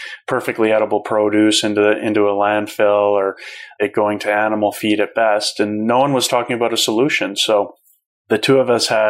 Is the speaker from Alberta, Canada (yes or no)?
yes; Calgary, Alberta, Canada; my hometown that day of Calgary